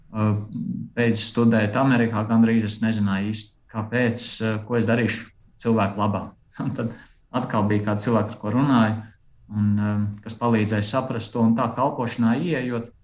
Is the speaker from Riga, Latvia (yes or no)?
no; Aizpute, Kurzeme, Latvia; Esmu dzimis Latvijā, aizputē, uzaudzis uh, tāpat lielā mērā Latvijā